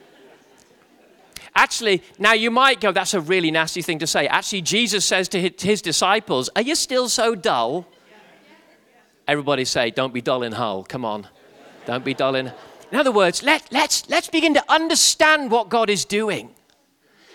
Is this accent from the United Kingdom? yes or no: yes; England, United Kingdom; my English humor